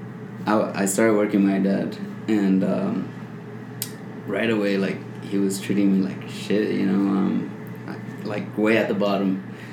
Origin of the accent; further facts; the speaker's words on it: El Paso, Texas, United States; here in El Paso.